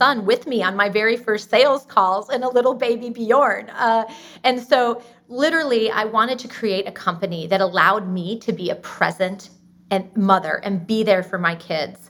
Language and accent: English; Austin, Texas, United States; we're from Austin, Texas